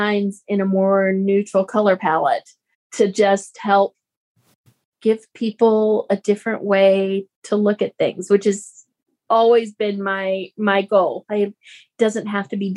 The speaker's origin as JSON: {"language": "English", "region": "Texas", "country": "United States", "tie": "born or raised there", "said": "we grew up here in Texas"}